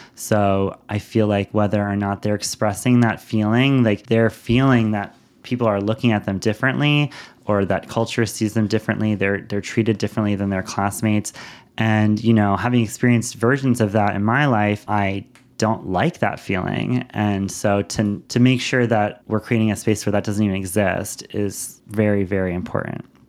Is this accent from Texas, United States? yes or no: no; New York City, New York, United States; moved away; growing up in Lower Manhattan